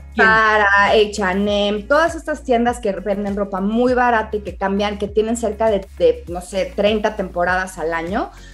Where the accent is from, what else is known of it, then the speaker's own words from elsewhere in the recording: Mexico; los mexicanos somos muy dados a comer con los ojos